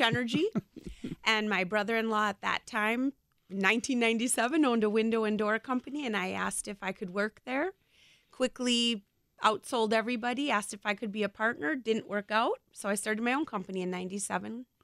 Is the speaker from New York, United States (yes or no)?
no; Brookfield, Wisconsin, United States; also born or lived in West Allis, Wisconsin / Waukesha, Wisconsin; I was born in West Dallas and grew up in Brookfield